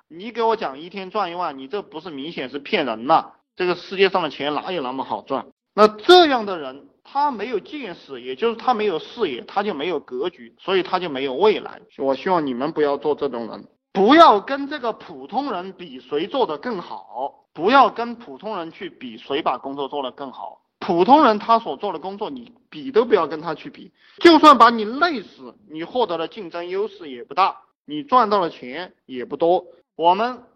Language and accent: Chinese; China; 我们中国人